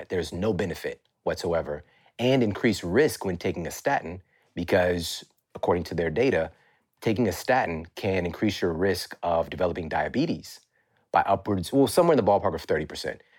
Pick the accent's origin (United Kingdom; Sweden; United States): United States; Ferguson, Missouri; I'm from Ferguson, Missouri. Like, it's crazy that I'm even in this position right, right now.